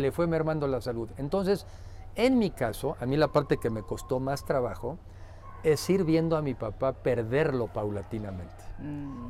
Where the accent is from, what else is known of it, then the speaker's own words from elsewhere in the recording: Mexico; como mexicanos